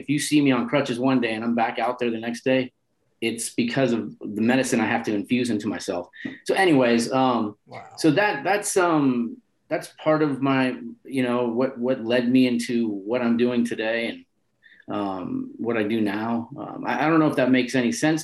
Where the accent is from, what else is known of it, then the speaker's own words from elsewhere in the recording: San Francisco, California, United States; also born or lived in Nebraska; But I'm born and raised in North Beach, and I always identify with North Beach